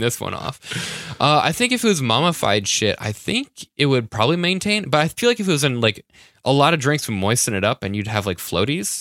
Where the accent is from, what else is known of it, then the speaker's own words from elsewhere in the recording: New Hampshire, United States; moved away; my home state